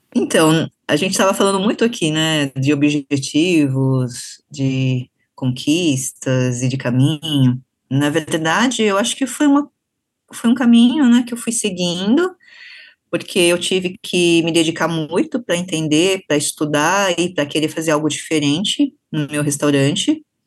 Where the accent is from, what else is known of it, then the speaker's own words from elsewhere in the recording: Brazil; Eu não sou japonesa, eu sou brasileira, então, mas eu tenho essa referência, essa formação, essa identificação que é nipo brasileira